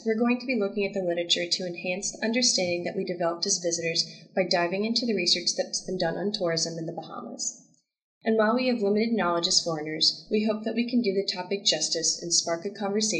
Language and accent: English; United States; Emily and I are white Americans.